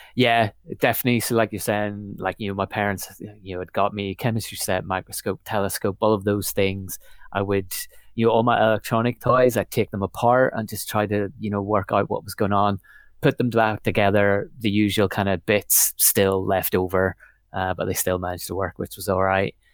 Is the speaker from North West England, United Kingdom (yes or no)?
no; Northern Ireland, United Kingdom; moved away as an adult; also born or lived in Belfast; I was born in Belfast, pretty much, um, but lived out in the countryside a little bit in Northern Ireland, um, till I was about eighteen